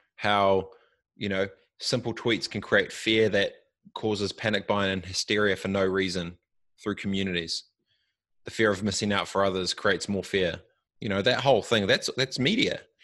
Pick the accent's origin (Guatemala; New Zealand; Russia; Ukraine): New Zealand; I'm I'm from New Zealand and I'm Maori